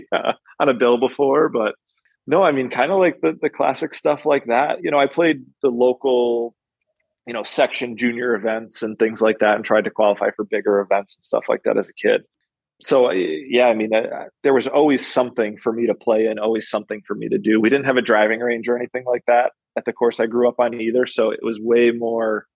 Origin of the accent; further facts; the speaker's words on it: Connecticut, United States; now in Albany, United States; I grew up in Connecticut, about 500 yards away from a golf course